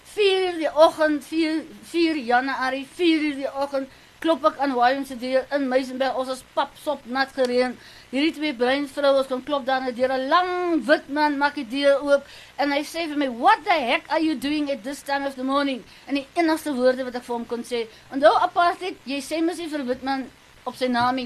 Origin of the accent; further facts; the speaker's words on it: Namibia; now in South Africa; i am from Namibia